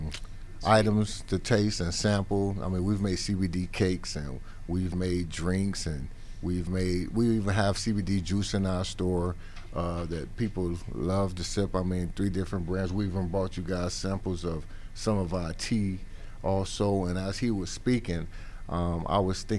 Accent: United States; I'm from America

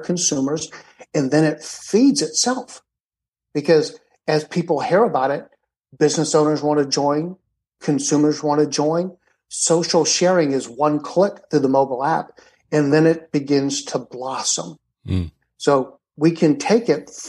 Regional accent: Atlanta, Georgia, United States; moved away; I was raised in Atlanta

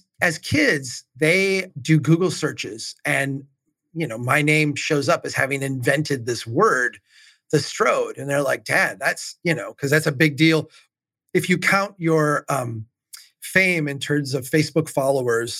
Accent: Minnesota, United States; As a Minnesotan

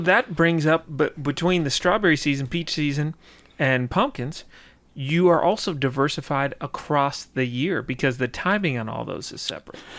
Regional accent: White County, Georgia, United States; I grew up in White County

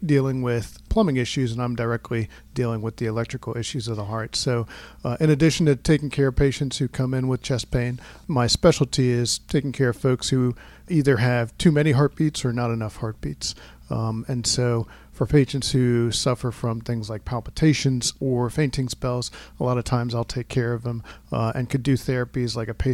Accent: Montclair, New Jersey, United States; moved away as an adult; also born or lived in Durham, North Carolina / Philadelphia, Pennsylvania; now in Atlanta, United States; I was born and raised in Montclair, New Jersey, a small town really close to New York City.

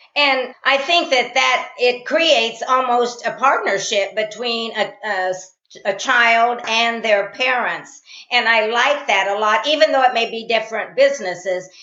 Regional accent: Columbus, Indiana, United States; I'm from Columbus, Indiana, which is about 40 miles from Indiana University

